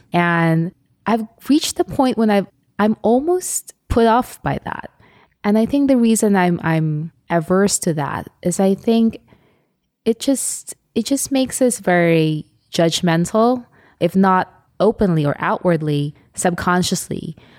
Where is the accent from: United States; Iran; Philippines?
Philippines; Well, the Philippines is a beautiful country, and it's a hot spot now for tourism